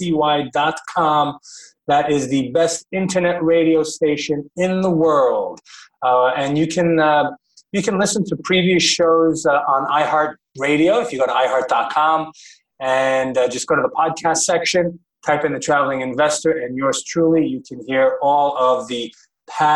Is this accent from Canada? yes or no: no; United States; I grew up in the American school systems. I'm a product of the American education system